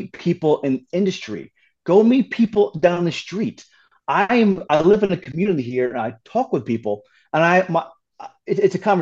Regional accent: Hudson Valley, New York, United States; I grew up in New York and Hudson Valley

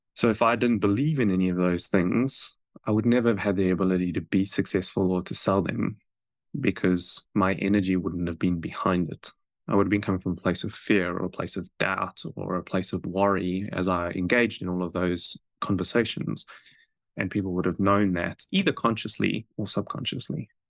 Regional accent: South Africa; moved away as an adult; now in New Zealand; I grew up in South Africa

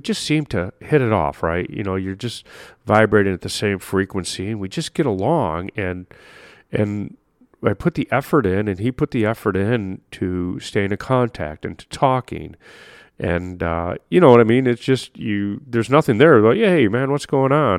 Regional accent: Chicago, Illinois, United States; I'm from Chicago

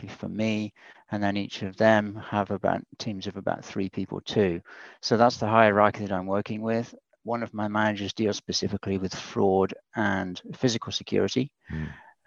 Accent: United Kingdom; accent: UK; moved away as an adult; now in United States; My accent's from the UK. I came over here about 24 years ago now.

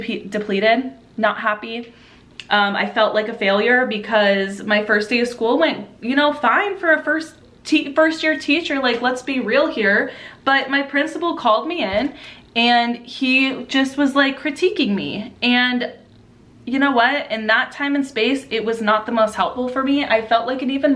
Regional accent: Southern California, United States; the location I was in Southern California, in my hometown

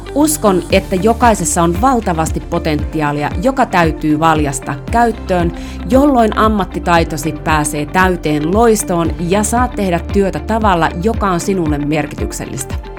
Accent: Finland; also born or lived in Rovaniemi, Finland; mä oon Suomesta

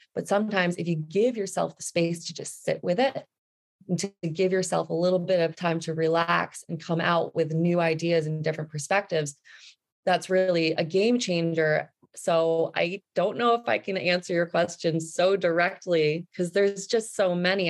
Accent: New Jersey, United States; moved away as an adult; also born or lived in New York City / Vancouver Island; I grew up in New Jersey

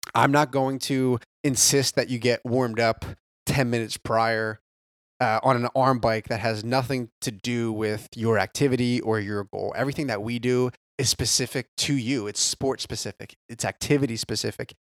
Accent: New Jersey, United States; moved away as an adult; now in Carolinas, United States; born and raised in South Jersey, right outside of Philly, about twenty

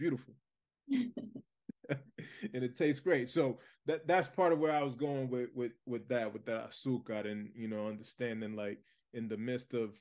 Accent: Lawrence, Massachusetts, United States; I was born and raised in the United States, but I grew up in Lawrence, Massachusetts.

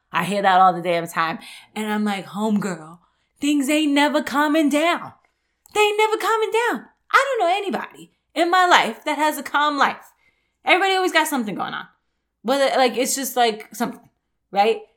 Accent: New York, United States; moved away; I grew up in New York

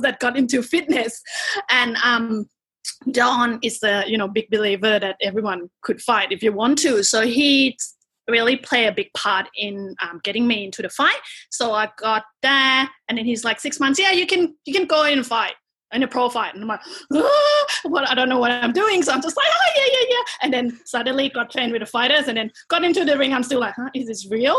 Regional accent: Bangkok, Thailand; accent: Thai; English is a second language; moved away as an adult; now in Melbourne, Australia; I'm Thai. Can tell from my accent. Um, I was born in Bangkok, and I moved here when I was 17 to study university.

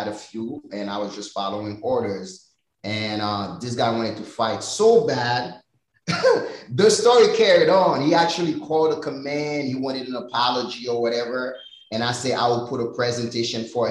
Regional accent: Haiti; now in United States; growing up in Haiti

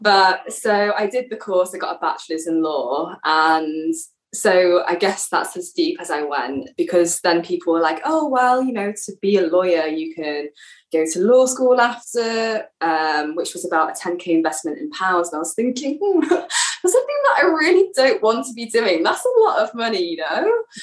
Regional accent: England, United Kingdom; moved away as an adult; now in Israel; I'm from England. I'm living in Israel at the moment.

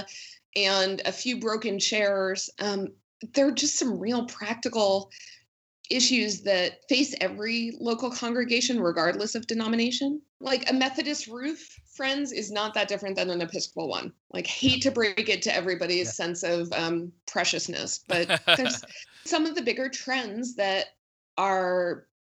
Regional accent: New Jersey, United States; moved away; I grew up in New Jersey

